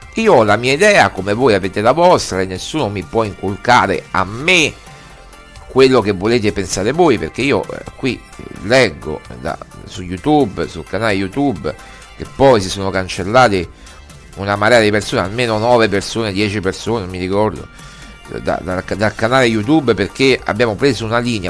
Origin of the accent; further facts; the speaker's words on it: Rome, Lazio, Italy; Io pure sono romano e romanista, io sono nato a San Giovanni